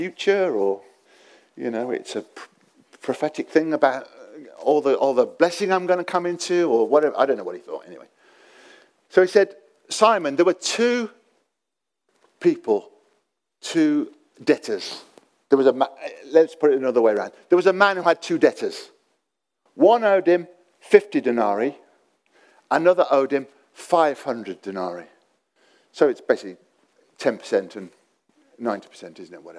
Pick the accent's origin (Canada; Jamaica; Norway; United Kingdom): United Kingdom; England; being English